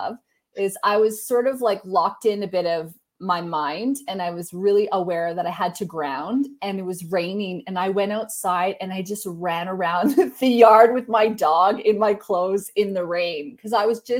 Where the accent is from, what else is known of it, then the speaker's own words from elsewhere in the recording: Canada; I'm Canadian.